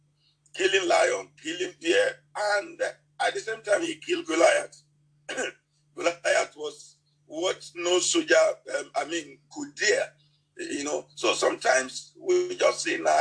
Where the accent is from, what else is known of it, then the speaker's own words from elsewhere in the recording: Nigeria; English is a second language; In my native language in Nigeria here